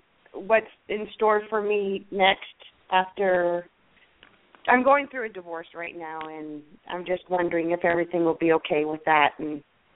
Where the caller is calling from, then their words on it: California, United States; I'm calling from California.